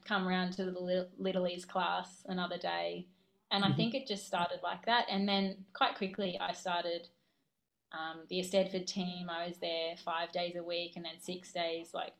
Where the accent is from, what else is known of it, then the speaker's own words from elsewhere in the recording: Brisbane, Queensland, Australia; I'm from Brisbane